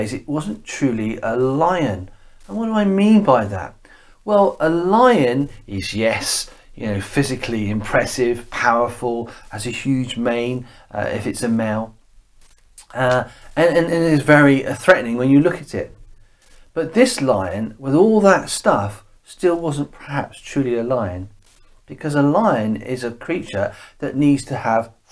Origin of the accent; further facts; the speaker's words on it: Bournemouth, South West England, United Kingdom; moved away; also born or lived in West Ewell; we come from Bournemouth as a family